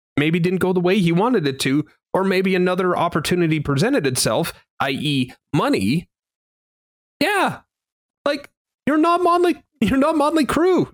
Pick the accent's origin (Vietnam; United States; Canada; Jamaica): Canada; being a Canadian